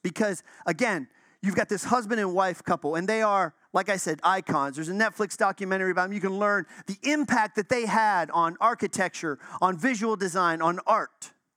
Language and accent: English; Chicago, Illinois, United States; now in Florida, United States; I'm from Chicago.